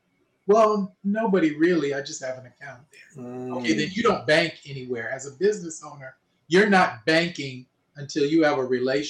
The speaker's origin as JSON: {"language": "English", "town": "Los Angeles", "region": "California", "country": "United States", "tie": "born or raised there", "said": "I was born and raised here."}